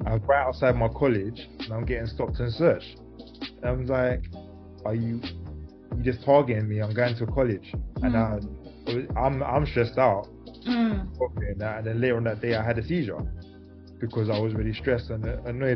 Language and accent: English; London, United Kingdom; I grew up in South London